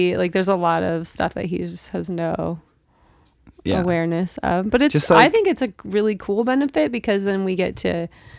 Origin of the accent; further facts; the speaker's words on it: Seattle, Washington, United States; I grew up in West Seattle and then we moved to Issaquah. So I went to Issaquah High School